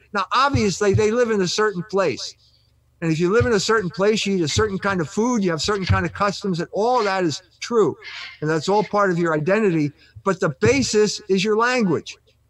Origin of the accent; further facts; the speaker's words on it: South Bend, Indiana, United States; also born or lived in Germany; I was born, and I'm an American.